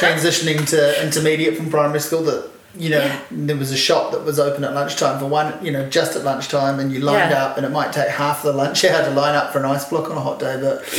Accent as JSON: {"language": "English", "town": "Havelock North", "region": "Hawke's Bay", "country": "New Zealand", "tie": "born or raised there", "said": "I grew up in Havelock North in the 80s"}